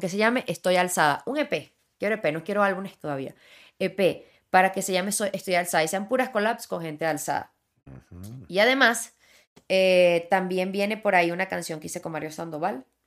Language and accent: Spanish; Ocumare, Venezuela; moved away as an adult; also born or lived in Villa de Cura, Venezuela / Miami, United States; now in Mexico City, Mexico; Ocumare que es donde yo crecí